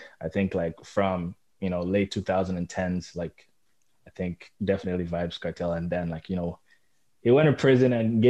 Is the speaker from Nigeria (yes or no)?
yes; Nigeria; now in Toronto, Canada; growing up in Nigeria